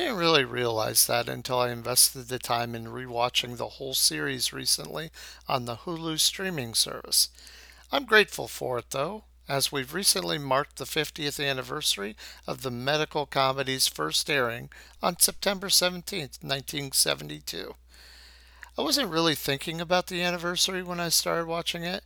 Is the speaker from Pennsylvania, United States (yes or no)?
no; Ohio, United States; growing up in Ohio